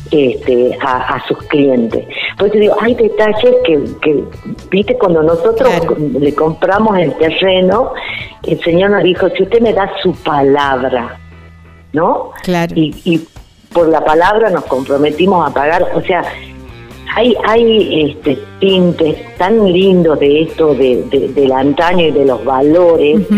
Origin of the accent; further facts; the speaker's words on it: Salta, Argentina; now in Payogasta, Argentina; yo te cuento que soy salteña, nací en Salta capital y con los años, este, cuando mis hijos eran chicos y hacíamos excursiones para conocer la provincia, llegamos a Payogaste y nos enamoramos